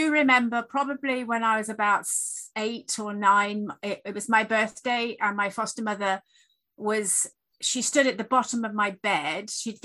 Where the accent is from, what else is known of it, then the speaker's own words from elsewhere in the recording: Sheffield, Yorkshire and the Humber, United Kingdom; I was born in Sheffield in the UK